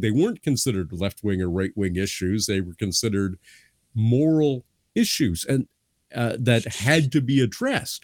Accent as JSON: {"language": "English", "country": "Canada", "said": "I'm a Canadian"}